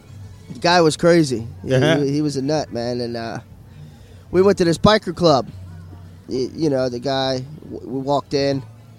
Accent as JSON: {"language": "English", "town": "Melbourne", "region": "Florida", "country": "United States", "also_born_or_lived": "Tennessee", "said": "Melbourne, Florida."}